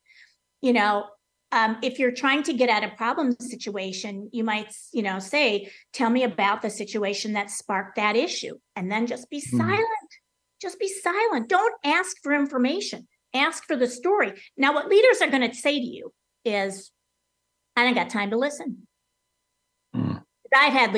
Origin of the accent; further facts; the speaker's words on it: Wisconsin, United States; growing up in Wisconsin during football season with the Green Bay Packers